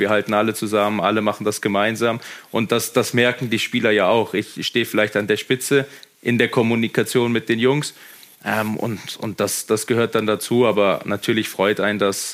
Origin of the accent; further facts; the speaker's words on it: Germany; now in Austria; ich bin, ich bin Deutscher